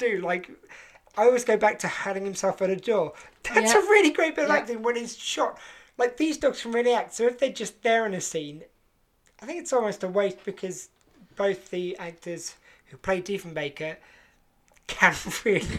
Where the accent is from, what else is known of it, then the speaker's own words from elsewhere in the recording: England, United Kingdom; being British and being English